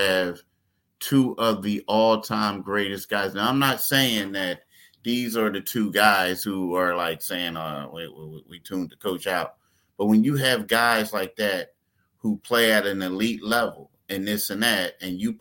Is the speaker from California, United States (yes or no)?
no; Philadelphia, Pennsylvania, United States; me and you being from Philly